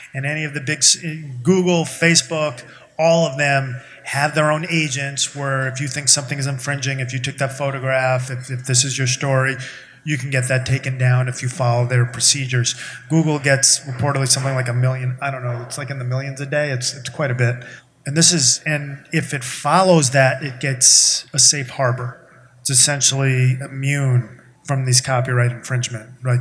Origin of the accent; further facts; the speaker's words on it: New York, United States; I'm from New York